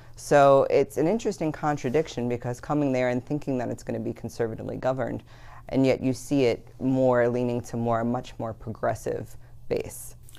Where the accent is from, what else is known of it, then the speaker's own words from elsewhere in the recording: East Coast, United States; moved away as an adult; now in Utah, United States; I come from the East Coast